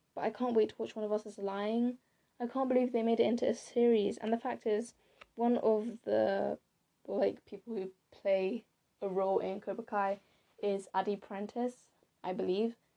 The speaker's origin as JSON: {"language": "English", "country": "United Kingdom", "said": "I am British. Ish. Well, I'm Blasian, if you didn't know. So, my parents, my dad is from Ghana and my mom's from Japan."}